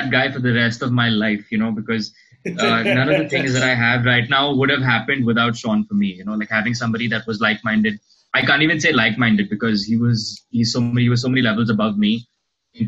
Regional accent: Pune, Maharashtra, India; I'm born and raised in Pune. I stay in Pune. I've been here all my life.

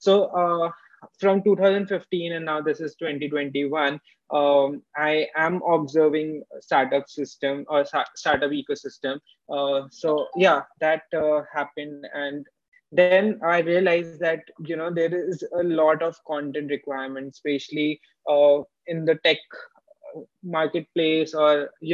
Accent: Jaipur, Rajasthan, India; moved away as an adult; also born or lived in Bangalore; My hometown is Jaipur, and I moved to Bangalore just to understand startup system well

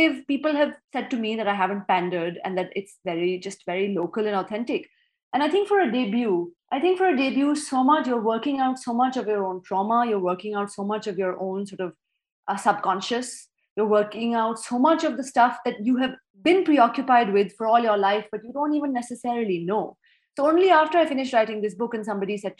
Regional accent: Pakistan; I'm a Pakistani author

